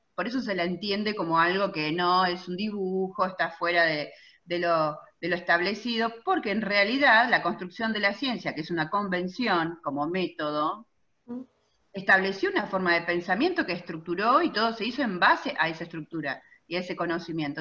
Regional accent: Chivilcoy, Buenos Aires Province, Argentina; Chivilcoy, de donde soy originaria

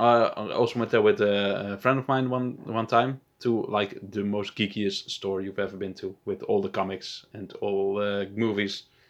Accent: Netherlands; also born or lived in Amsterdam; I'm from Holland

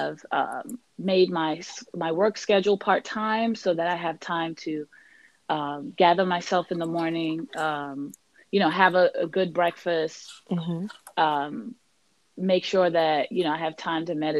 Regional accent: Washington, District of Columbia, United States; also born or lived in Trinidad, West Indies; I was born in Trinidad, West Indies, but raised in Washington, D.C.

